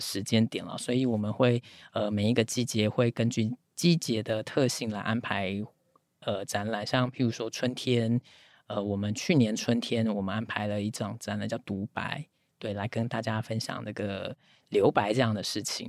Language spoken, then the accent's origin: Chinese; Taipei, Taiwan; moved away; 我是台北人